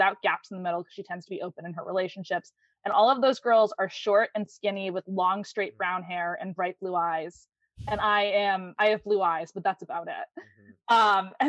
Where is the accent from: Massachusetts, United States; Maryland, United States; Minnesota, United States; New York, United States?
Massachusetts, United States; because I am from Massachusetts.